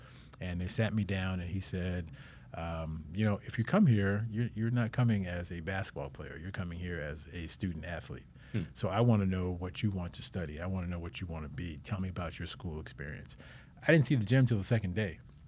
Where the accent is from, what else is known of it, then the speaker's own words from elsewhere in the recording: Sacramento, California, United States; So I'm originally from Sacramento, California, and grew up out there. My dad was in the Air Force, spent 29 years in the Air Force.